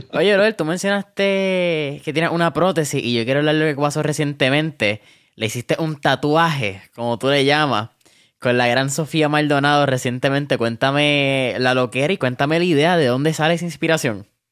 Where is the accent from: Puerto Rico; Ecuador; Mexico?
Puerto Rico; como puertorriqueño